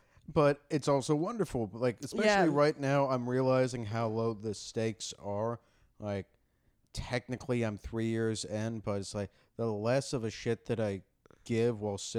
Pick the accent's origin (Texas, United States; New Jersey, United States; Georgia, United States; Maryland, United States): Texas, United States; And it's just like, I'm a Jew from Texas, which means that now that I'm here, there are no Jews there.